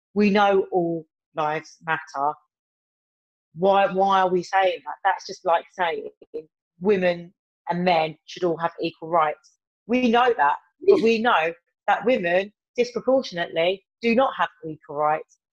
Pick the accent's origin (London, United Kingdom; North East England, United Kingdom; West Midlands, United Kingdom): West Midlands, United Kingdom; Birmingham; accent: Brummie; my terrible Brummy accent